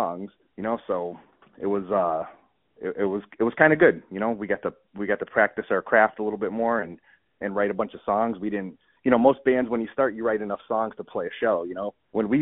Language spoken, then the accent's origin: English; Connecticut, United States; now in West Springfield, United States; I'm from Connecticut originally, but I live in Massachusetts now